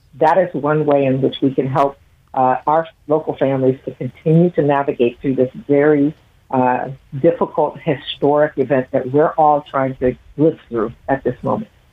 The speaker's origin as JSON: {"language": "English", "town": "Toledo", "region": "Ohio", "country": "United States", "tie": "born or raised there", "also_born_or_lived": "Columbus, Ohio", "said": "I grew up in Toledo"}